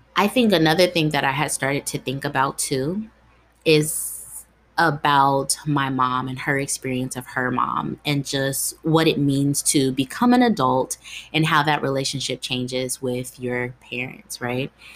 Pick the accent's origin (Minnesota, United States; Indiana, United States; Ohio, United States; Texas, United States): Ohio, United States; Dayton; also born or lived in Columbus, Ohio; I grew up in Ohio, Dayton, Ohio, to be specific